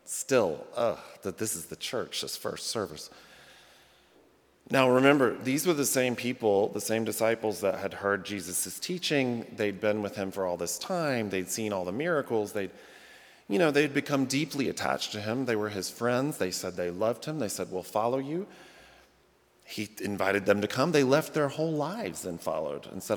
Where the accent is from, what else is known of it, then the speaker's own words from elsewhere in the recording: the South, United States; moved away as an adult; now in Rockford, United States; I'm a Southerner by birth, and the first 25 years of my life or whatever, and in the South